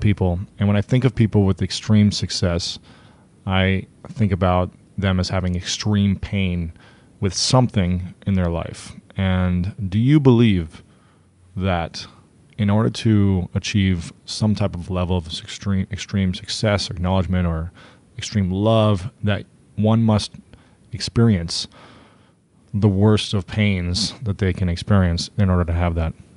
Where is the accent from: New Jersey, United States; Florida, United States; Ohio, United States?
Ohio, United States; also born or lived in New York City; now in Los Angeles, United States; I'm from Ohio, and I moved from New York City to come here